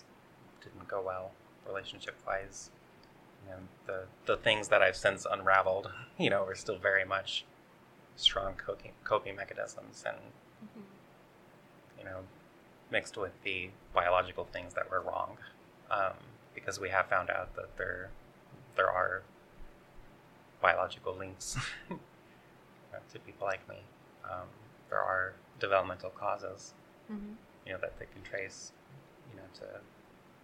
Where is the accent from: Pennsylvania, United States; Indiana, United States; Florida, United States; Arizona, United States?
Arizona, United States; Sunflower; We grew up rural in Sunflower, Arizona